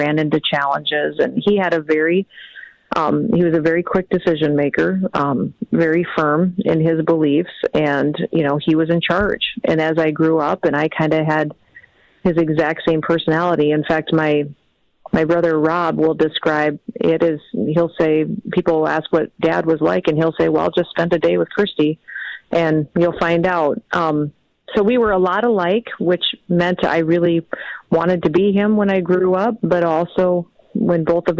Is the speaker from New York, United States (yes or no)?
no; South Dakota, United States; our state